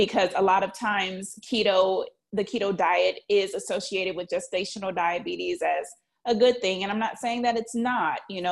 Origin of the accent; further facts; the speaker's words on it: New Orleans, Louisiana, United States; I'm from New Orleans, and the number one staple in New Orleans is red beans and rice